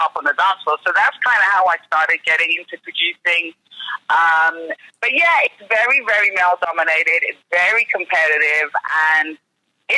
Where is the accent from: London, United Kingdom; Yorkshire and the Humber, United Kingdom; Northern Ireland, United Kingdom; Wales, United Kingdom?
London, United Kingdom; I'm a Londoner